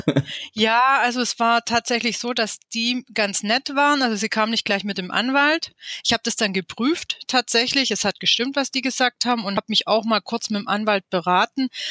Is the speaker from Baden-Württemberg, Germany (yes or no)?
yes; Stuttgart, Baden-Württemberg, Germany; ich bin aus dem Großraum von Stuttgart. Ich bin hier geboren und lebe hier schon immer seit 41 Jahren.